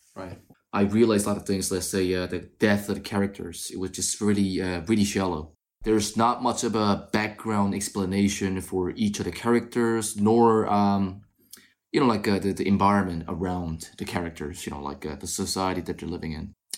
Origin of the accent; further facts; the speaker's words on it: South Korea; I was born and raised in South Korea